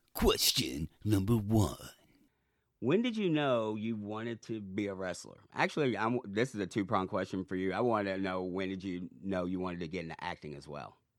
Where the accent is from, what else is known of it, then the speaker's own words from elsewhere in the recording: Jeffersonville, Indiana, United States; I'm from Jeffersonville